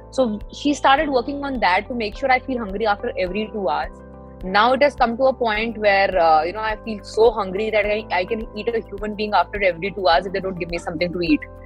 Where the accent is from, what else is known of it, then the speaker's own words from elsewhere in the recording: Delhi, India; मैं दिल्ली से हूँ